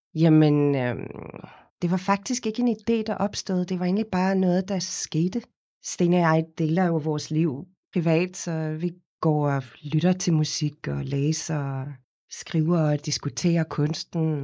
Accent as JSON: {"language": "Danish", "town": "Cape Town", "region": "Western Cape", "country": "South Africa", "tie": "born or raised there", "second_language": "Danish", "moved": "as an adult", "lives_now": "Denmark", "said": "Jeg kommer oprindeligt fra Kapstaden i Sydafrika, hvor jeg er født og opvokset. Flyttede til Danmark, da jeg var 19 øh, år gammel."}